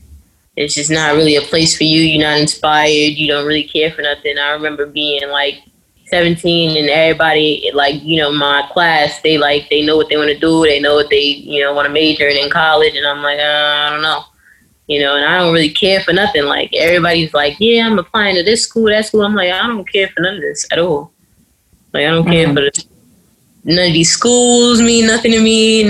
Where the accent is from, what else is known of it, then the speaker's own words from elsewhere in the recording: New York City, New York, United States; I'm from New York City.